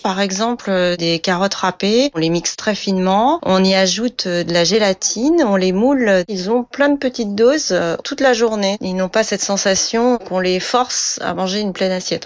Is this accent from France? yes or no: yes; France; chez nous en France